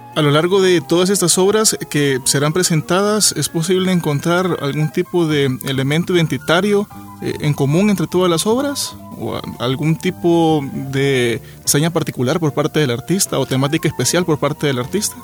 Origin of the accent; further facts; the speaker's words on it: El Salvador; a nosotros como salvadoreños